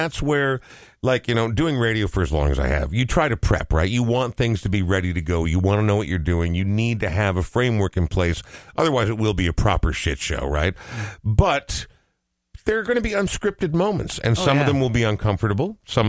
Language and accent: English; Coon Rapids, Minnesota, United States; Dude, growing up in Coon Rapids, dudes.